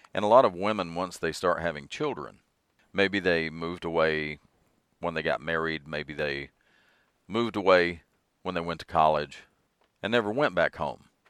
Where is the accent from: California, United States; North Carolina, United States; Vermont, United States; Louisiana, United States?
North Carolina, United States; western Piedmont of; Well, I grew up in North Carolina, so North Carolina will always be home to me, specifically the western Piedmont of North Carolina